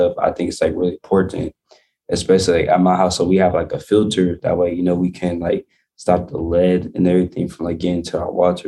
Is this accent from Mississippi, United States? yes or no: yes; Mississippi, United States; now in Milwaukee, United States; So I used to be in Mississippi a lot. Like, I grew up in Mississippi